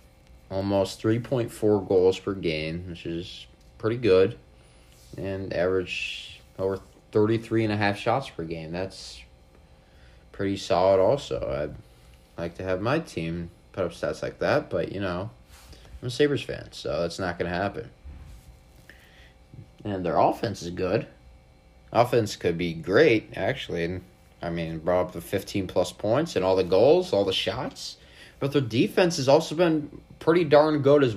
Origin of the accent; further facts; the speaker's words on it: Buffalo, New York, United States; I am from Buffalo